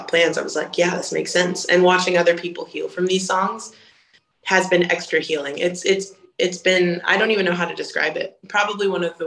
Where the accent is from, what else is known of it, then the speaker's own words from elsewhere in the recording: Boise, Idaho, United States; moved away; I'm from Boise, Idaho.